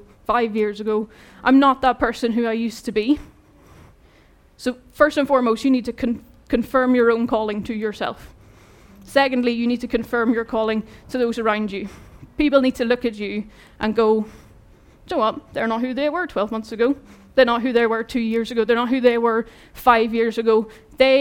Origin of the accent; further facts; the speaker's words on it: Ireland; moved away; I'm Irish